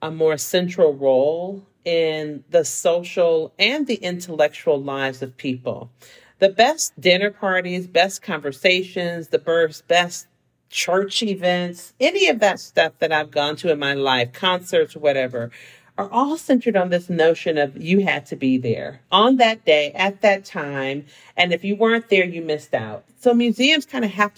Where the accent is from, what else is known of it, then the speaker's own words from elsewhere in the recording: San Francisco, California, United States; also born or lived in Seattle; now in Los Angeles, United States; I grew up in San Francisco in the Fillmore, and I'm the first generation college student